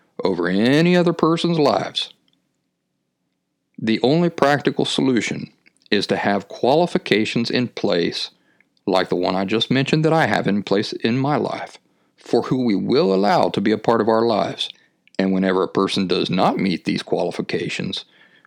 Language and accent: English; Appalachian foothills, United States; When I was a kid growing up in the Appalachian foothills